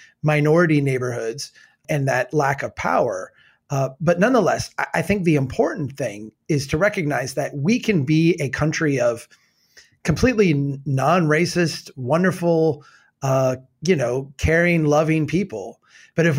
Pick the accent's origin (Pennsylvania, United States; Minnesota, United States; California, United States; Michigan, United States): Minnesota, United States; Brainerd; Here in my hometown of Brainerd